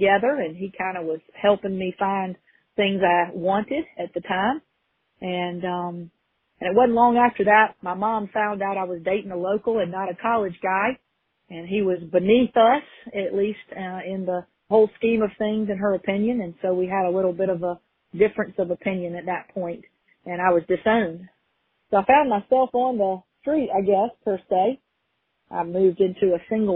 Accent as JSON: {"language": "English", "town": "Greenville", "region": "South Carolina", "country": "United States", "tie": "born or raised there", "said": "I'm originally from Greenville, South Carolina, and I was kind of born and bred there, as we say"}